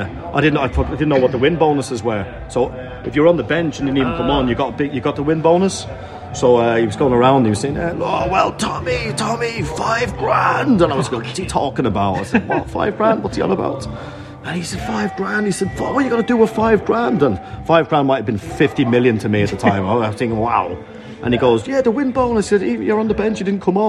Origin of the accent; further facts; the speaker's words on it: Dublin, Leinster, Ireland; moved away; I grew up in Dublin on quite a rough area